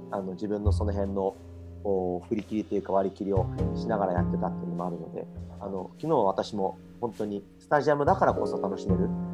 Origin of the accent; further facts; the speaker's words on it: Japan; now in Australia; 僕たちの生まれ育ったというか、え国である日本